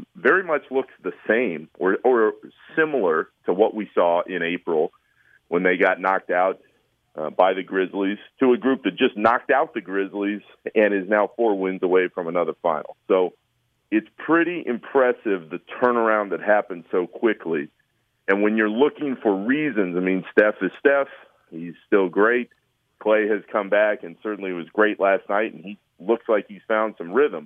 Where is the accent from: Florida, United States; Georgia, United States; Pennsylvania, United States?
Florida, United States; Orlando; moved away; I grew up in Orlando